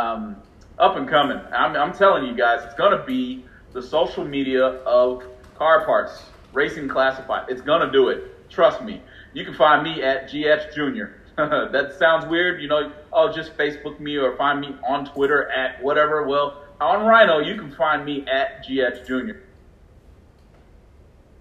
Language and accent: English; California, United States; I'm from California